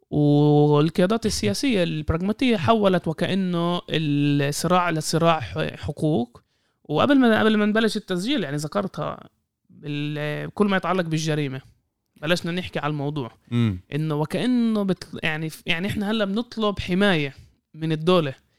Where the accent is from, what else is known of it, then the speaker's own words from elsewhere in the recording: Israel; كفلسطينيين في الداخل